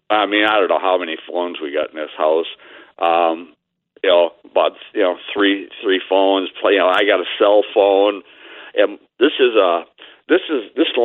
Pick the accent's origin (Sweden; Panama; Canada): Panama; now in Brooklyn, United States; I'm from Panama.